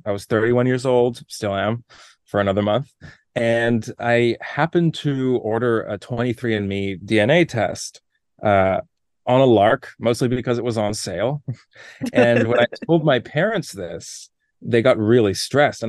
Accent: Toronto, Ontario, Canada; moved away as an adult; also born or lived in New York / Los Angeles; I grew up in Toronto

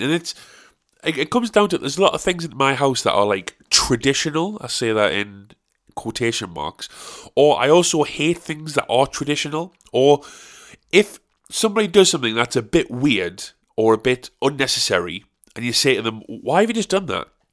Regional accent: South Shields, North East England, United Kingdom; my hometown

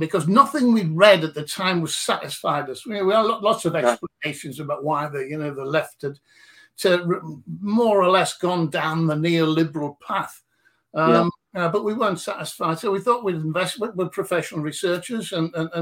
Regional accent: Newcastle upon Tyne, North East England, United Kingdom; also born or lived in Consett; I'm from Newcastle

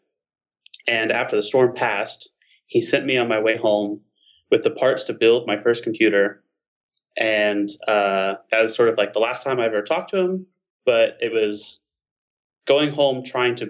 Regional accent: Alabama Gulf Coast, United States; I grew up on the Alabama Gulf Coast

